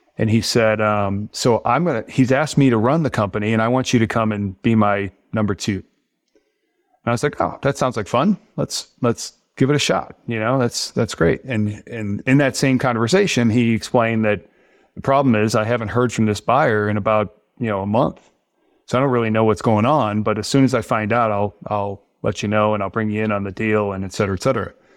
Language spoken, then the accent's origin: English; St. Louis, Missouri, United States; I grew up in Saint Louis